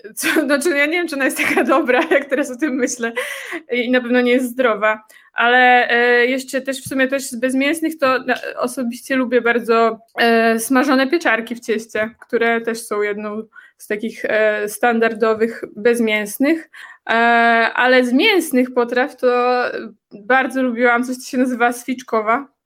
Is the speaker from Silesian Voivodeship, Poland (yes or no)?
no; Warsaw, Masovian Voivodeship, Poland; now in Czech Republic; ja jestem z Warszawy